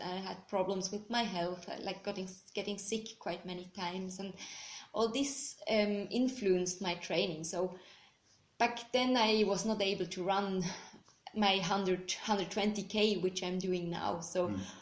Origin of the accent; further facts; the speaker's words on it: Bern, Switzerland; I'm from Switzerland, um, exactly from Bern. Um, I've grown up there